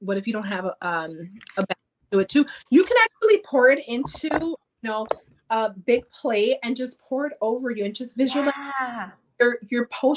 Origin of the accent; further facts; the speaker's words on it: Chicago, Illinois, United States; I'm from Chicago, from Chi-Town